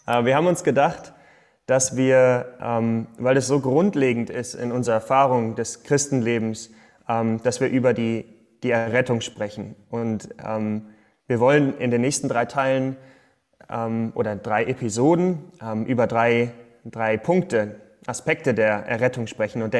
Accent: Detmold, North Rhine-Westphalia, Germany; äh, ich bin in Detmold groß geworden, dann in Aachen studiert

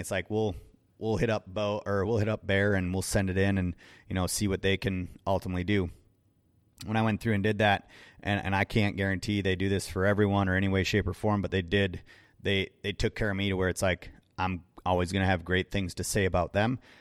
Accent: Wisconsin, United States; I'm from Wisconsin.

